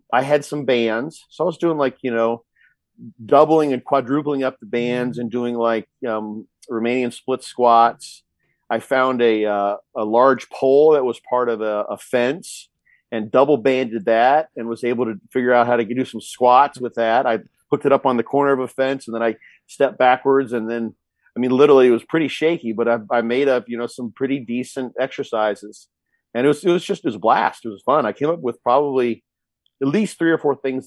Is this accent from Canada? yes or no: no; Quincy, Illinois, United States; moved away; I was in Quincy, my hometown, Illinois